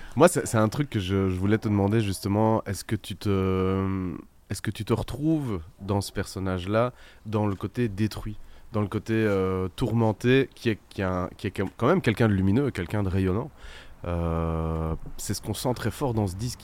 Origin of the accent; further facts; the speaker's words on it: Belgium; on est belge